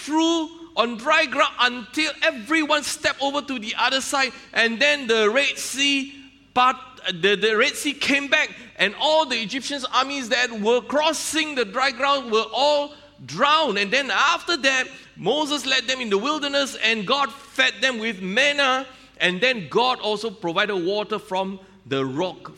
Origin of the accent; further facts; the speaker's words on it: Malaysia; I'm a Malaysian customs officer